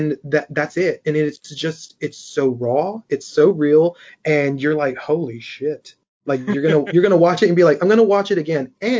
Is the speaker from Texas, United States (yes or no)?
yes; Corpus Christi, Texas, United States; I'm Hispanic. I'm from Corpus Christi